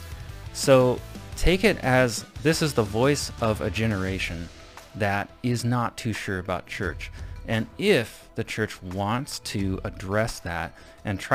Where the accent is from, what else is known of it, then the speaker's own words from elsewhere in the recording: Avon, Indiana, United States; my hometown of Avon, Indiana